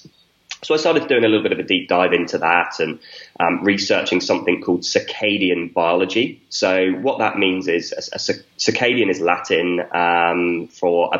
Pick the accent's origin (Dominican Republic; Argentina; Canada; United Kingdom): United Kingdom; a small village in the south of the UK, South of England; I grew up in a small village in the south of the UK